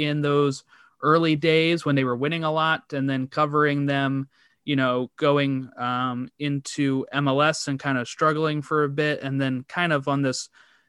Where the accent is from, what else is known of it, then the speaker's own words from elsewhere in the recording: Maryland, United States; as I'm from Maryland.